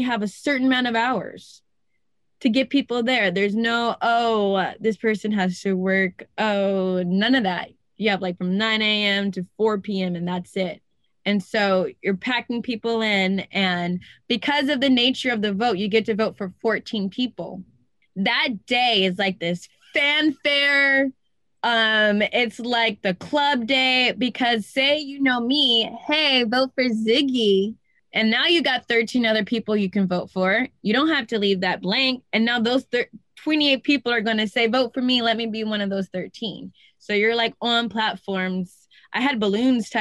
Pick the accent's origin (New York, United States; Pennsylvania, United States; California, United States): California, United States; Los Angeles; also born or lived in Culver City / Venice / West LA; I was raised in South LA. We used to call it South Central, but now it's South